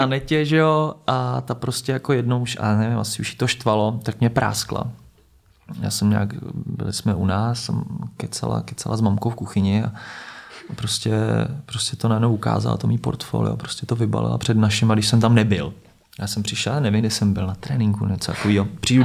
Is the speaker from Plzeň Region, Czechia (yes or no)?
yes; Plzeň, Plzeň Region, Czechia; now in Prague, Czechia; hraju v Plzni, já jsem z Plzně